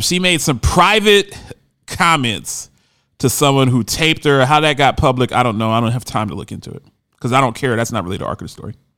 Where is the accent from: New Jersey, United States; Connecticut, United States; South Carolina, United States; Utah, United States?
New Jersey, United States; Camden; I call my hometown of Camden, New Jersey, a cesspool.